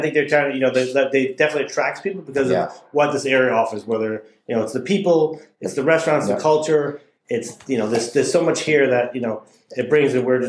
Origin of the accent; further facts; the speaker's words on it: Cranston, Rhode Island, United States; now in Westport, Connecticut, United States; I grew up in Rhode Island, outside of Providence, in a town called Cranston.